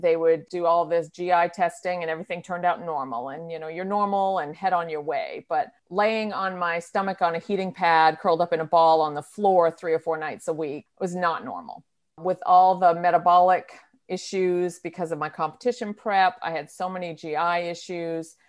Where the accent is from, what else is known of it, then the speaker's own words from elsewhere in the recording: New Hampshire, United States; moved away as an adult; now in North Carolina, United States; I moved to North Carolina from, from my home state of New Hampshire